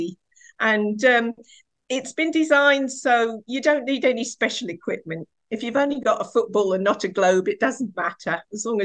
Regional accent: Essex, East of England, United Kingdom; I was born in Essex in the 1960s, and I grew up in a farming community.

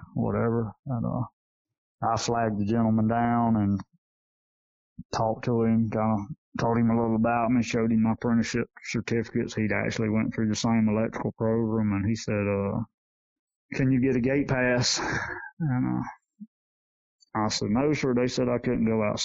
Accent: Yulee, Florida, United States; Yulee, my hometown I grew up

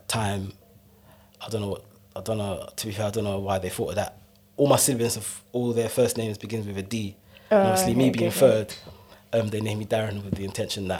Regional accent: United Kingdom; I'm black British

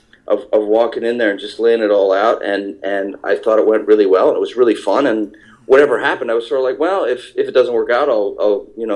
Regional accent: Eastern Ontario, Canada; moved away as an adult; also born or lived in New York; I grew up in Eastern Ontario. I'm about 4.5 hours east of Toronto and about 1.5 hours west of Montreal

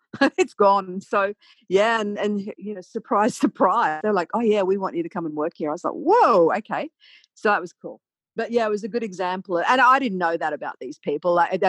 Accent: Australia; also born or lived in London; I'm an Australian.

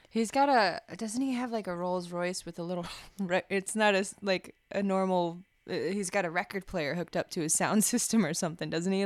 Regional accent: small hometown near Blue Mesa Reservoir, Colorado, United States; there wasn't much to do in my hometown, so, like, there, it was real small, and, uh, I would just, like, listen to music in my car at night and drive out to the Blue Mesa Reservoir

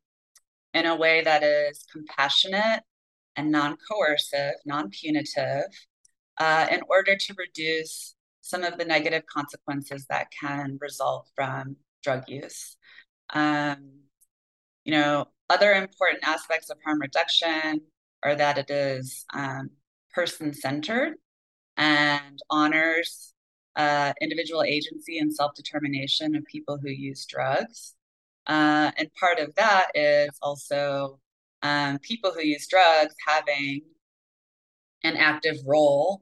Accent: Michigan, United States; my home state

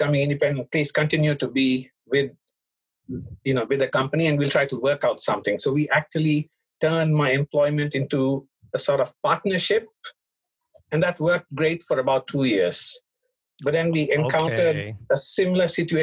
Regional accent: India; moved away as an adult; also born or lived in Hong Kong; now in Japan; I was born in Hong Kong, but I was raised in India

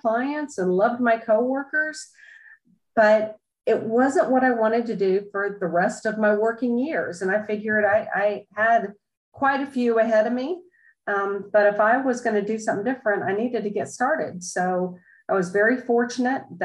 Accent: Sandy Springs, Georgia, United States; I am almost an Atlanta native. We moved down here when I was 4 months old, but I grew up in the Sandy Springs area

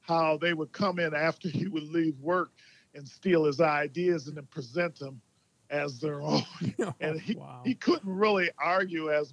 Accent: Minneapolis, Minnesota, United States; I was born in Minneapolis

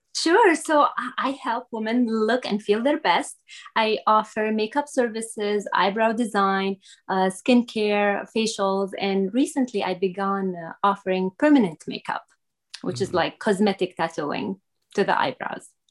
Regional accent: Syria; English is a second language; now in United States; I was not born in the United States. I am originally from Syria

